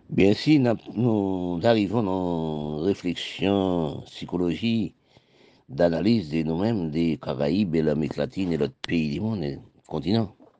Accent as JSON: {"language": "French", "country": "Haiti", "tie": "born or raised there", "moved": "yes", "lives_now": "France", "said": "mon pays d'Haïti. C'est là que je suis né, je suis né en Haïti"}